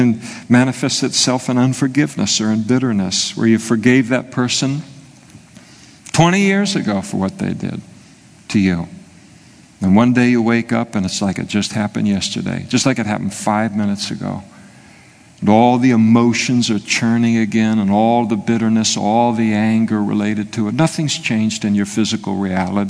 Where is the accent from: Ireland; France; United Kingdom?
United Kingdom; Scotland; I'm a Scot